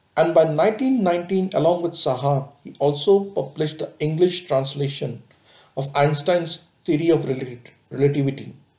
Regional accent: India; we as an Indian

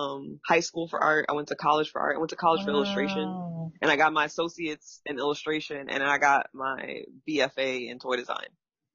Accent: New York City, New York, United States; moved away as an adult; also born or lived in Philadelphia; now in Los Angeles, United States; Yeah, so I'm originally from New York. I grew up in the Bronx. My parents are both from Puerto Rico. And, like, I've been around the country a lot. So I've lived in L.A., lived in Philly.

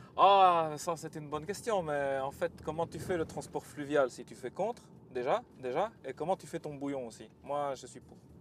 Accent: south of France, France; accent: southern French; comme vous l'entendez à mon accent, je viens du sud de la France

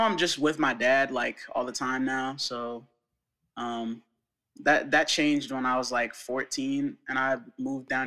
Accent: Colorado, United States; born or raised there; also born or lived in Arlington, Texas

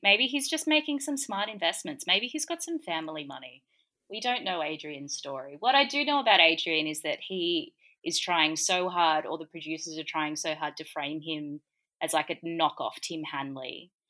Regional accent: Gold Coast, Queensland, Australia; I grew up on the Gold Coast

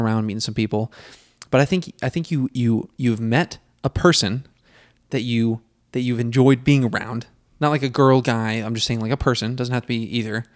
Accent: United States; being an American, I have a lot of pride in, in being an American

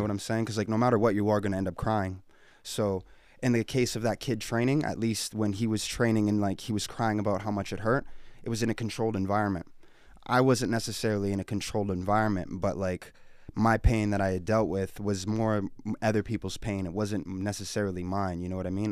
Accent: Edmonton, Alberta, Canada; I'm born and raised here, Edmonton, Alberta

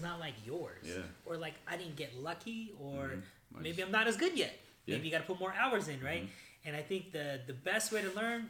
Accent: Sacramento, California, United States; But I grew up actually in South Sac. I grew up off of, I don't know if you know, Back Road Power Inn.

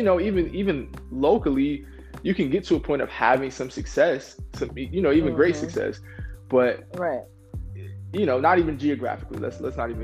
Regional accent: Rochester, New York, United States; I was born in Rochester, New York

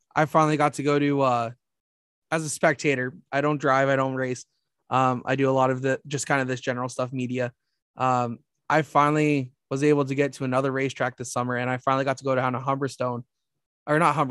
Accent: Mississauga, Ontario, Canada; growing where I grew up in Mississauga

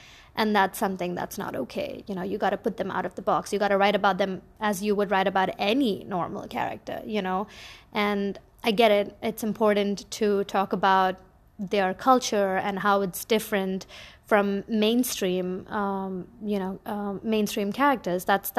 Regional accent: Bahrain; I am an Indian by origin, but I grew up in the Middle East in a little island called Bahrain.

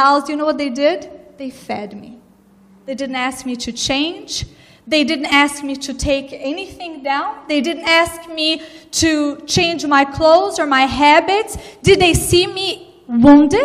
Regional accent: Brazil; moved away; I was brought up in Brazil, born and raised

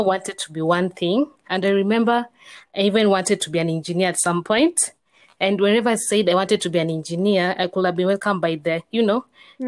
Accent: Kenya; I'm from Kenya

